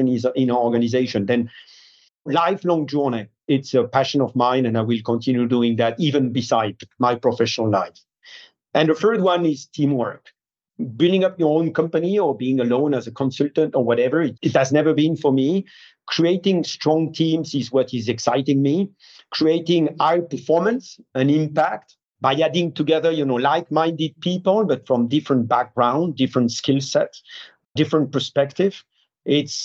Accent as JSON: {"language": "English", "country": "France", "tie": "born or raised there", "moved": "as an adult", "said": "I grew up in France"}